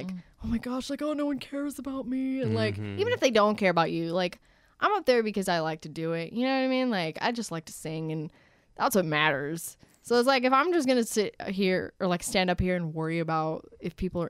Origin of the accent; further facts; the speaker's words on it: Marlton, New Jersey, United States; moved away; I'm from South Jersey, like, I was in Marlton, which is like Cherry Hill